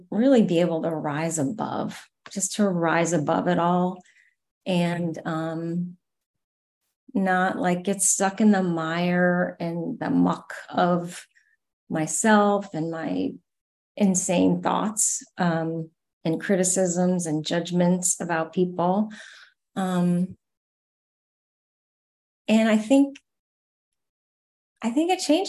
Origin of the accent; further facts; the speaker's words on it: Adirondacks, New York, United States; now in Nashville, United States; I grew up in the Adirondacks